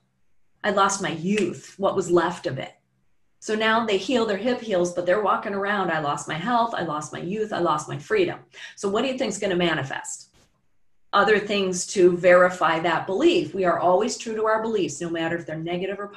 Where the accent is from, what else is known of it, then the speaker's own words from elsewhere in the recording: Chicago, Illinois, United States; Chicago where I'm from